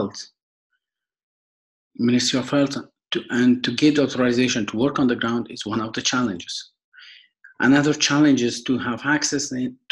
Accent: Afghanistan; now in Switzerland; I'm originally from Afghanistan and I'm living in Switzerland since 2012.

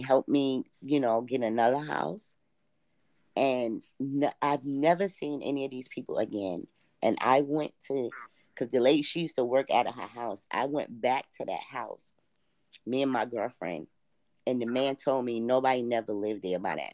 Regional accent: New York City, New York, United States; I was born and raised like in Queens and Brooklyn

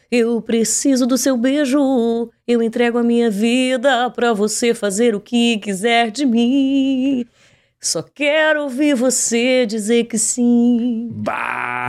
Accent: Pelotas, Rio Grande do Sul, Brazil; nascida, criada e desenvolvida em Pelotas.

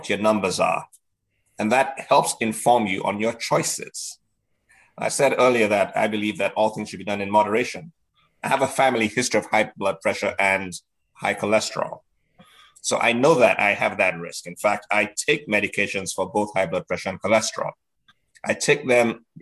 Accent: Nigeria; moved away; I was in boarding school in Nigeria, where I grew up

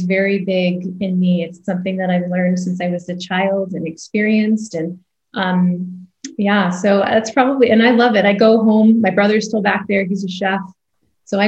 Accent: Canada; moved away as an adult; also born or lived in Toronto, Canada; now in United States; grew up in Canada and I'm daughter of immigrants.

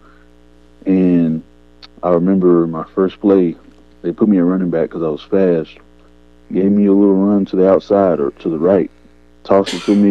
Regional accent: Murfreesboro, Tennessee, United States; I'm from Murfreesboro, Tennessee. Some may know, some may don't, may not know. It's about 30 minutes from Nashville. And so that's where I'm from. That's where most of my childhood, I was raised here

